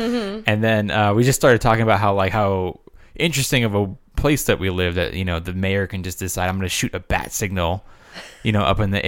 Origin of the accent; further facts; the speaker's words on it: Los Angeles, California, United States; I'm originally from Los Angeles. That's where I'm from.